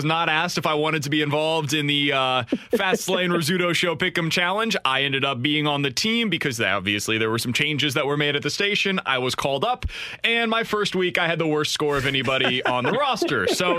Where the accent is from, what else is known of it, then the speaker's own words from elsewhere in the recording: Kansas City, Missouri, United States; now in St. Louis, United States; My hometown of Kansas City probably ranks higher.